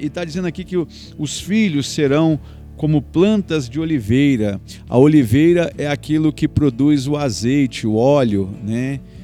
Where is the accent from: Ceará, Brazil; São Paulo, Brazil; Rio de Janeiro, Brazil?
São Paulo, Brazil; Presidente Prudente; nós moramos na roça, nós somos de Prudente